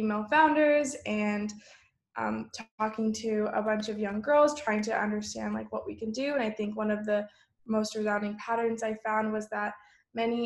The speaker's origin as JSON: {"language": "English", "area": "Bay Area", "region": "California", "country": "United States", "tie": "born or raised there", "said": "growing up in the Bay Area"}